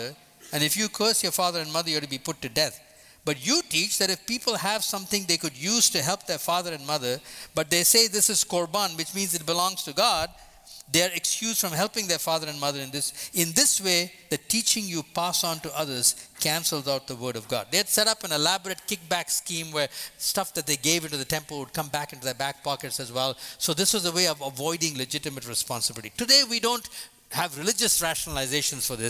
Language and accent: English; India; moved away as an adult; also born or lived in Boston; from the time I was born in India till the time I left at the age of 22 to come to Boston